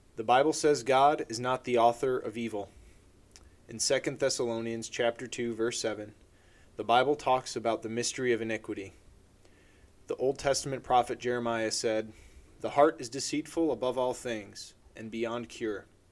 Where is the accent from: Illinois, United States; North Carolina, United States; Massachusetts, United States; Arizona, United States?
Illinois, United States; Chicago suburbs; I'm from the Chicago suburbs